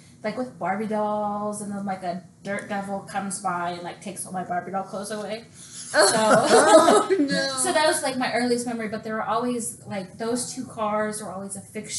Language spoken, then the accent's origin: English; Northwest Arkansas, United States; also born or lived in Washington State; We moved from Washington State to Northwest Arkansas when I was in the third grade to, like, yeah. early-ish 90s.